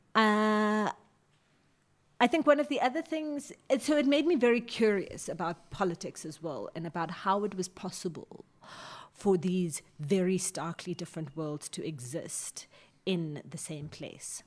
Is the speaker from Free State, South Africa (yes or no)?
no; Johannesburg, Gauteng, South Africa; also born or lived in Sebokeng; I'm born and bred in Johannesburg